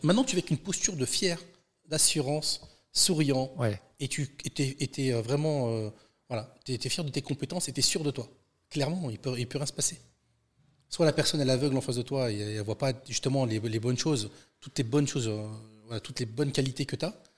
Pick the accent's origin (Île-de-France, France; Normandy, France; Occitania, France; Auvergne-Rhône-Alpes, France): Île-de-France, France; Seine-Saint-Denis; also born or lived in Aubervilliers / Bondy; je suis né en Seine-Saint-Denis et puis j'y vis toujours.